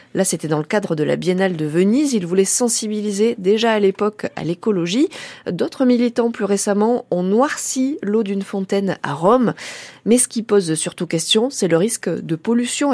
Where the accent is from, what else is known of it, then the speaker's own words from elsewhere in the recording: Berry, Centre-Val de Loire, France; chez nous en Berry